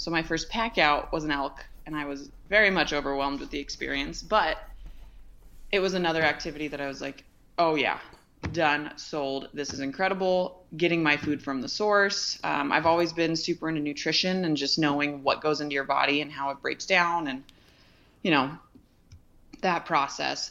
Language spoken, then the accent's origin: English; Ventura, California, United States; I was born and raised in Ventura, California